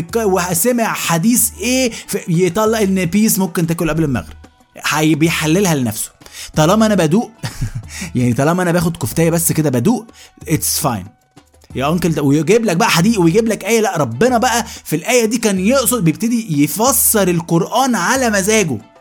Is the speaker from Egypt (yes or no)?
yes; Egypt; احنا كمصريين